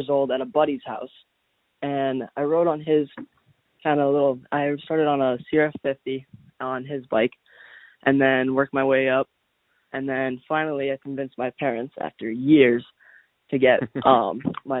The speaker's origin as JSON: {"language": "English", "region": "Massachusetts", "country": "United States", "tie": "born or raised there", "said": "I am from Massachusetts. I've lived here my whole life."}